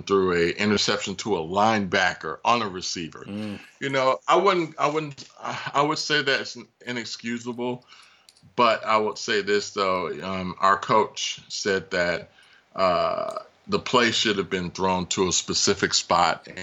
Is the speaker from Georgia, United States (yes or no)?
yes; Atlanta, Georgia, United States; moved away as an adult; also born or lived in Hampton, Virginia; I'm from Atlanta